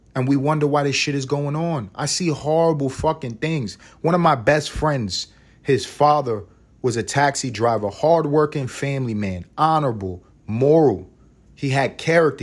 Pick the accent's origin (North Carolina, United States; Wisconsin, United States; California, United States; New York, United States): New York, United States; New York City; am from New York City. I grew up in a neighborhood co, neighborhood called East Harlem, New York